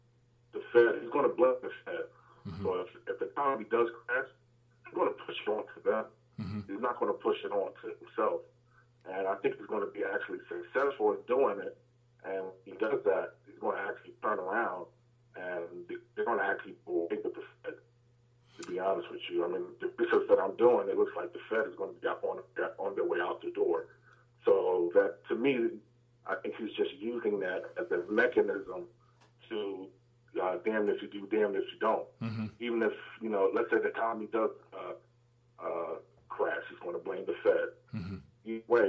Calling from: Atlanta, Georgia, United States; calling from Atlanta, Georgia.

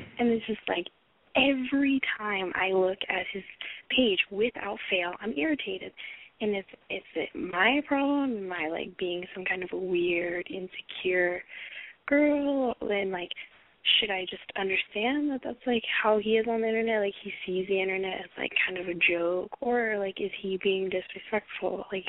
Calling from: Los Angeles, California, United States; I'm calling from the greater Los Angeles area.

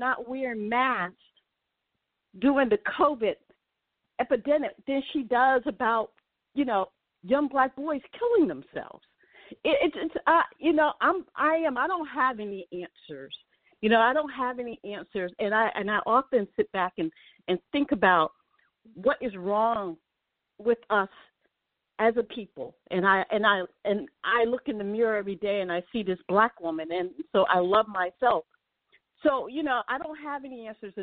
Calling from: Jersey Shore, New Jersey, United States; also born or lived in Atlanta / Connecticut; I'm calling from the Jersey Shores

